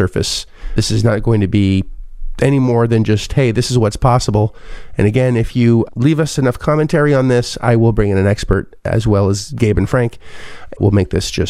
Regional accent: Canada; now in United States; I hail from Canada

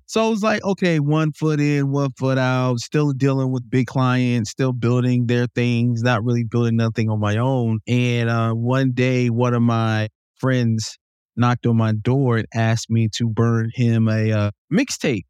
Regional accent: Jacksonville, North Carolina, United States; also born or lived in Salisbury, North Carolina; I came from Jacksonville, North Carolina

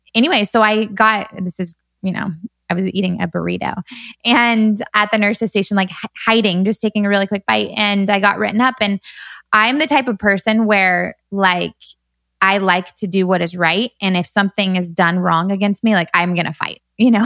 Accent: Bakersfield, California, United States; moved away as an adult; now in Newport Beach, United States; growing up in Bakersfield

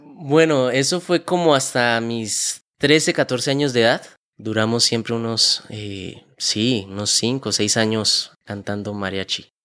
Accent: Bucaramanga, Santander, Colombia; also born or lived in Málaga, Santander; yo nací en la ciudad, en el pueblo de Málaga, Santander. Es un pueblo cerca aquí de Bucaramanga. Desde muy pequeño, más o menos desde los 3, 4 años de edad, eh, mis padres nos vinimos a vivir aquí a Bucaramanga

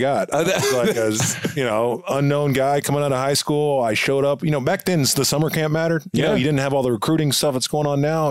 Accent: Texas, United States; I go, well, I'm from Texas, but I played football at a military school in Indiana.

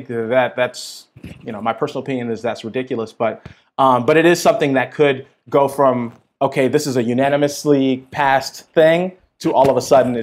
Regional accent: Minneapolis, Minnesota, United States; So I grew up, born and raised in North Minneapolis, which, if folks don't have context, that's sort of like the black neighborhood of Minneapolis.

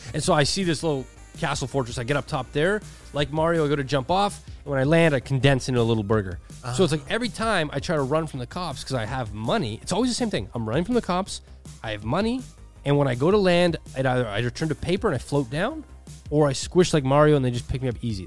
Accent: Toronto, Ontario, Canada; I'm a guy from Toronto.

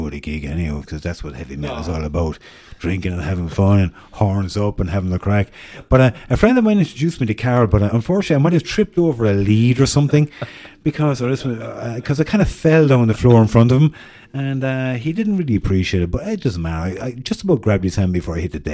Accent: Cork, Munster, Ireland; she knew I was from Cork

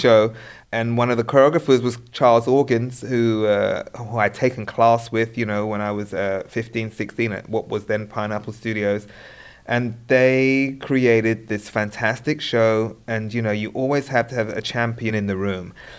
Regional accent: United Kingdom; being British

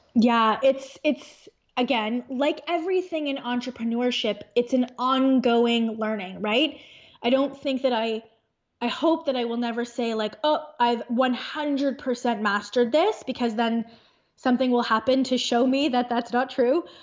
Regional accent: Thornhill, Ontario, Canada; now in Aurora, Canada; In Thornhill, which is a suburb in Ontario, in Canada

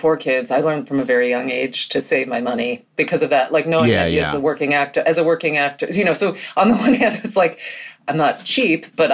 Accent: New York City, New York, United States; I grew up in Manhattan. I grew up in Soho

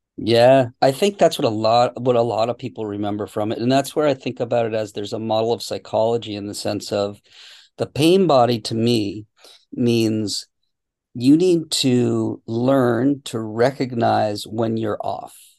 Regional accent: Boston, Massachusetts, United States; moved away as an adult; now in California, United States; I grew up in Boston, so I I know the uh, the cold winters.

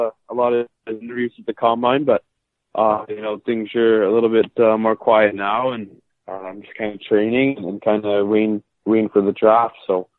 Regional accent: Toronto, Ontario, Canada; born there; also born or lived in Mississippi / Flint / Oklahoma / Orlando; I was born in Toronto, and my dad played professional hockey, so I actually lived in a lot of different places, like Mississippi and Flint and Oklahoma and Orlando and Jacksonville.

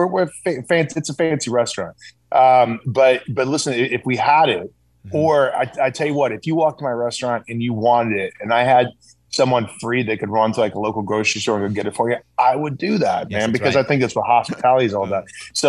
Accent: South Carolina, United States; I grew up in the South too, brother. I grew up in South Carolina.

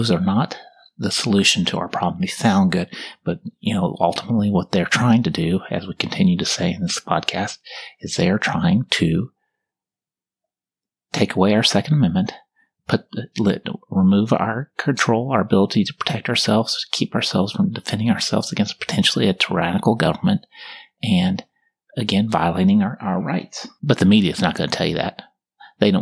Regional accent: Kansas, United States; now in Texas, United States; I'm from Kansas, and apparently I grew up there.

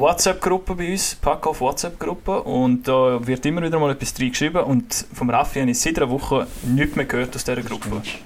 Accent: Graubünden, Switzerland; als Bündner

